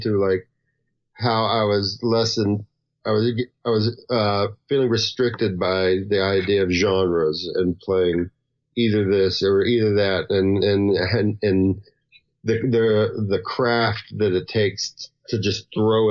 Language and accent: English; the South, United States; accent: Southern; moved away; also born or lived in California / Western North Carolina / Nashville / Portland; I've got a Southern accent and I'm from the South